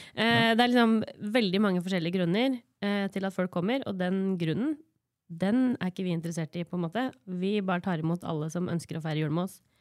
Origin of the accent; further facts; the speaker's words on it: Gjøvik, Innlandet, Norway; Jeg sier oftest at jeg er fra Gjøvik fordi folk ikke veit hvor Hunndølen er, men jeg er hunndøling